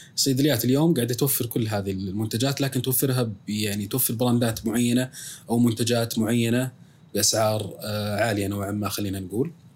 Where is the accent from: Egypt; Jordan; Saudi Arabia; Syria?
Saudi Arabia; عندنا في السعوديه